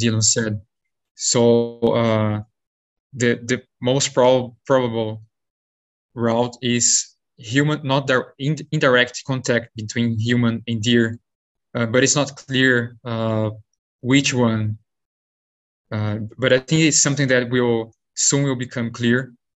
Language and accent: English; Brazil; moved away as an adult; also born or lived in São Paulo state, Brazil / South Dakota, United States / New York, United States; now in United States; I'm originally from Brazil